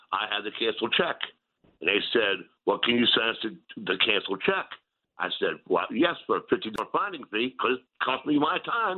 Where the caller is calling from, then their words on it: Steubenville, Ohio, United States; I'm calling from Steubenville, Ohio.